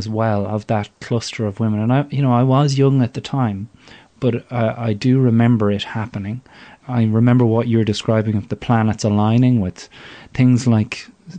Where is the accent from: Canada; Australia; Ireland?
Ireland; we all walk around with as Irish people